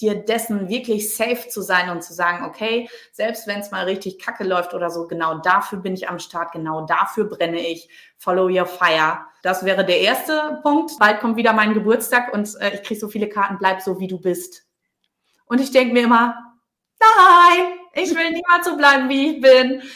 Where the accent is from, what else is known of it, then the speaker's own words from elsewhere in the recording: Low German-speaking area, Northern Germany, Germany; accent: Plattdeutsch (dat und wat); Ich komme hier aus dem Plattdeutschen